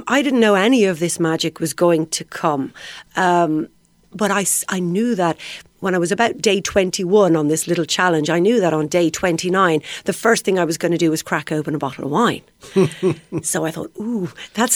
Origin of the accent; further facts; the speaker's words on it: Ireland; I'm Irish.